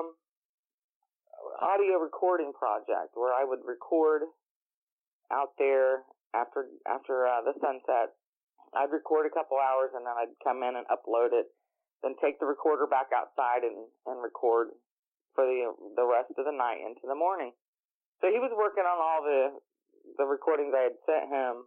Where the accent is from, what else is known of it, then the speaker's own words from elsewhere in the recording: south of the Uwharrie National Forest, North Carolina, United States; moved away; also born or lived in Ohio; I was actually born about 20 minutes south of the Uwari National Forest, lived in Ohio for many, many years, and Jeff and I had always said that when we have the opportunity, we're moving back to my home state